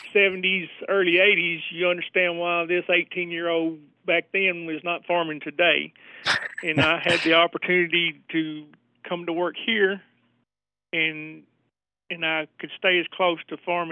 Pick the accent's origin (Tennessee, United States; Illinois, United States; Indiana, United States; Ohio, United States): Tennessee, United States; Northwest; I'm born and raised in Northwest Tennessee